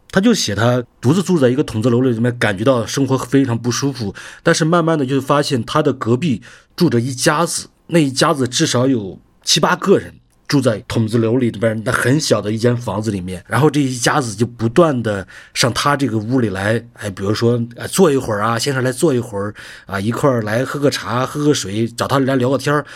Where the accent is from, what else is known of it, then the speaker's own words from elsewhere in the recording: Hengshui, Hebei, China; moved away; 河北衡水，我们那边是披萨之乡